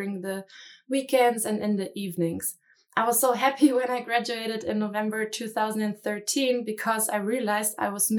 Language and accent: English; Munich, Bavaria, Germany; moved away as an adult; I was born and raised in Munich